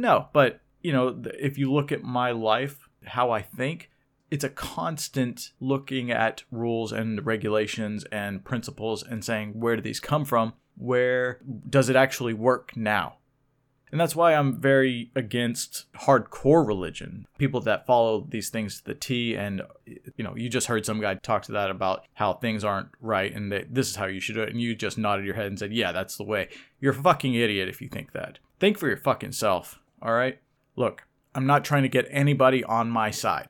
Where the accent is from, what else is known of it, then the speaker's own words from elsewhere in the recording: Oklahoma City, Oklahoma, United States; I was brought up in Oklahoma City, Oklahoma